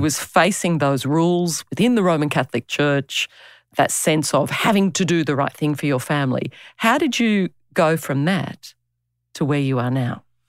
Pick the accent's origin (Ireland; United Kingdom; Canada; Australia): Australia; accent: Aussie; my Aussie accent